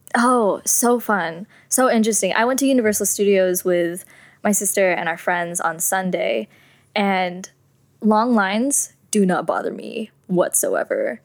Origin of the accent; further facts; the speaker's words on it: San Jose, California, United States; I was born and raised in San Jose, California.